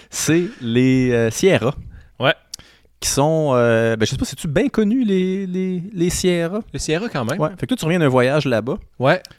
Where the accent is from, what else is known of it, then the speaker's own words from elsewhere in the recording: Saint-Félix-de-Valois, Quebec, Canada; born there; Je suis né à Saint-Félix, de Valois.